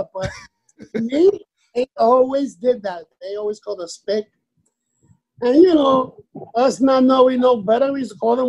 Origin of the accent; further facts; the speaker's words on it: New York City, New York, United States; also born or lived in Bushwick, Brooklyn; I was born in Williamsburg.